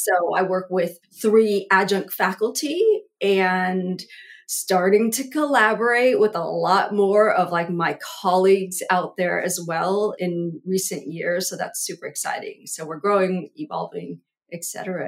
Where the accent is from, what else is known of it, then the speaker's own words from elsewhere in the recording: Vietnam; born there; I was born in Vietnam, you know, like I go all the way back there.